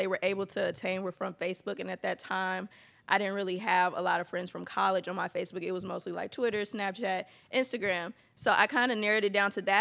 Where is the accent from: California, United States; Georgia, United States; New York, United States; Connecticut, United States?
Georgia, United States; Atlanta; now in Texas, United States; I'm actually from Atlanta, Georgia, but I do live here in Texas.